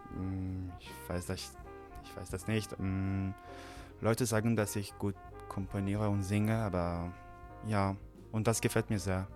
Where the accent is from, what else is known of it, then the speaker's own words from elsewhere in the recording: Paris, Île-de-France, France; German is a second language; ich komme aus Frankreich, aus Paris